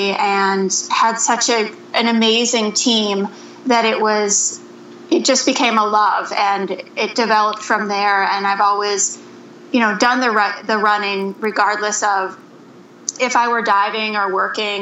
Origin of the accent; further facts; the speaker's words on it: Mansfield, Ohio, United States; now in Minneapolis, United States; I am from Mansfield, Ohio, which is right in between Cleveland and Columbus